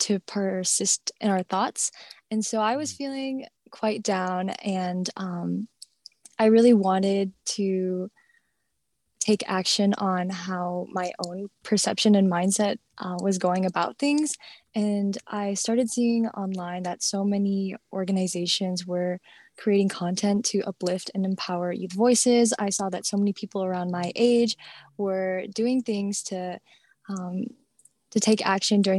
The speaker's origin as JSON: {"language": "English", "region": "Minnesota", "country": "United States", "said": "I'm from Minnesota"}